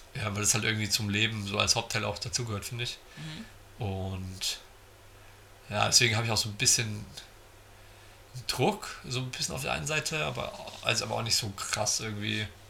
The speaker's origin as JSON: {"language": "German", "town": "Giessen", "region": "Hesse", "country": "Germany", "tie": "born or raised there", "said": "Ich komme aus Gießen"}